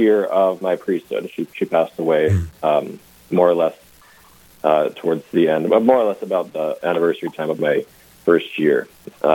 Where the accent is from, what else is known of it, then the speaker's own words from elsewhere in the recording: New Rockford, North Dakota, United States; growing up in New Rockford here, in the center of our diocese